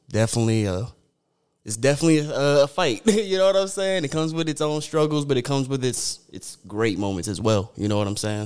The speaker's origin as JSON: {"language": "English", "town": "Sierra Vista", "region": "Arizona", "country": "United States", "said": "I'm from Sierra Vista, Arizona. It's about a hour and a half from Tucson"}